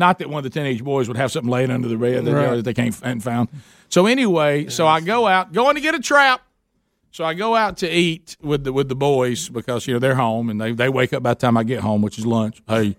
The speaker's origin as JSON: {"language": "English", "region": "the South", "country": "United States", "said": "I'm a Southerner"}